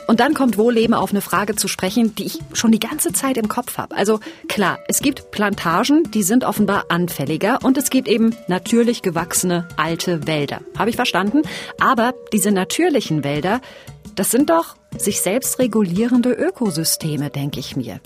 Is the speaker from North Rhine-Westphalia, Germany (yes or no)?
yes; North Rhine-Westphalia, Germany; moved away; in der Ecke, wo ich herkomme, in Nordrhein-Westfalen.